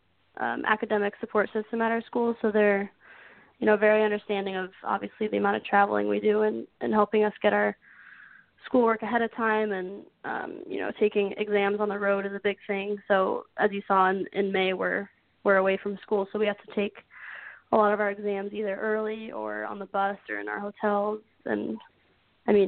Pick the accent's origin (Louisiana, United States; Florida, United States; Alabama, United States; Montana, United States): Florida, United States; Tampa; moved away as an adult; now in Maine, United States; Tampa, Florida. So I get to play in my hometown for my last year.